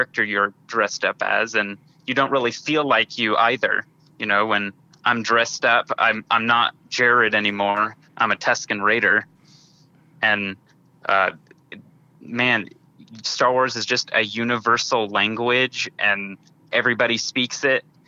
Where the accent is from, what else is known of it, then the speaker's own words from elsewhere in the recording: Bentonville, Arkansas, United States; We're all from the Bentonville area.